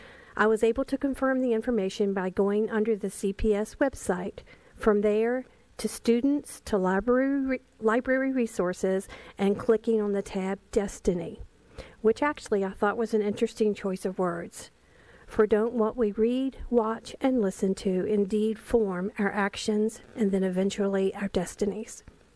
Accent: Chesapeake, Virginia, United States; I'm from Chesapeake, Virginia

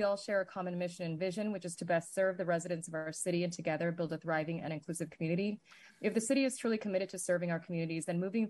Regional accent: Sacramento, California, United States; this time I do approach you as a community member. I was born and raised in Sacramento, California, to an immigrant mother and immigrant grandparents who still reside on Northgate Boulevard. I've lived on Northgate Boulevard, later South Sac, near 65th Street.

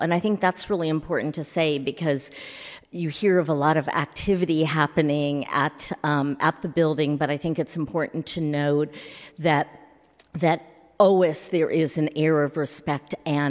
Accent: San Francisco, California, United States; born and raised in San Francisco. I've been an arts administrator for 40-something years in the city and Bay Area.

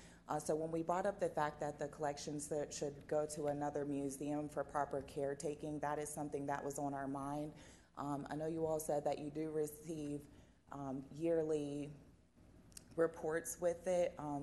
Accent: Blacksburg, Virginia, United States; also born or lived in Montgomery County, Virginia; I am born and raised in Blacksburg, Virginia, and I currently live in Montgomery County.

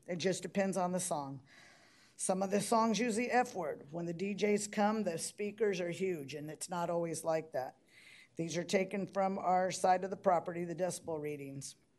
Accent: Brownsville, Texas, United States; I'm from Brownsville

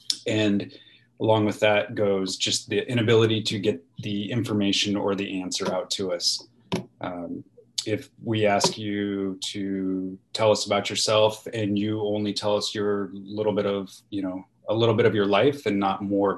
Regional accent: Washington, United States; You know, I grew up in Eastern Washington. I moved here. I moved there.

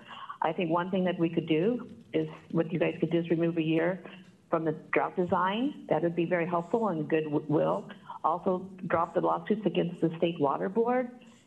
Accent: Palo Alto, California, United States; I'm from Palo Alto

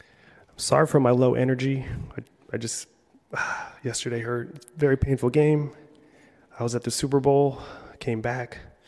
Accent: Philippines; I'm Filipino, so we do a lot of food festivals, so a lot of eating.

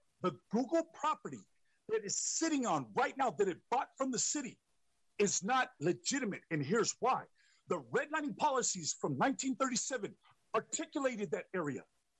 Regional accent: San Jose, California, United States; I'm from the Horseshoe, which is considered North Willow Glen. I have 15 ancestors buried in Oak Hill Cemetery. My father lived in a tent in Sasipuedes.

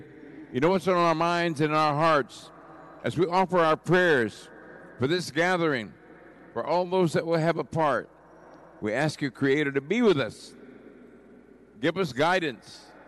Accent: Oklahoma, United States; now in San Francisco, United States; I'm from the Kiowa Muscogee Creek tribes from Oklahoma, relocated here in San Francisco in 1962, and did most of my work here in the community, part of this community

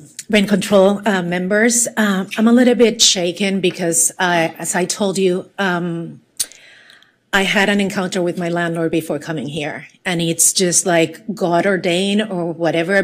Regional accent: Puerto Rico; moved away; I was born and raised in Puerto Rico. I have an accent

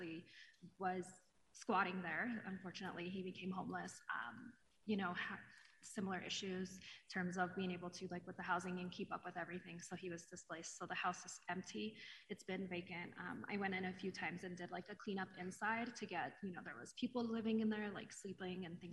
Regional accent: Denver, Colorado, United States; I'm from Denver, just born and raised from Denver.

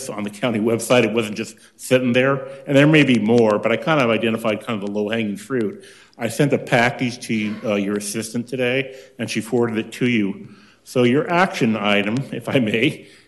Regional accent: Santa Ana, California, United States; I'm from Santa Ana, California.

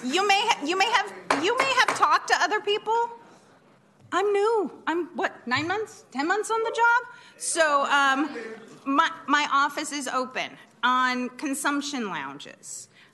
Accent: Oregon, United States; now in Sacramento, United States; I grew up in Oregon

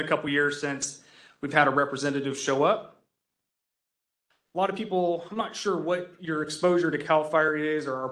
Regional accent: San Francisco, California, United States; I was born in San Francisco, spent a lot of my childhood here

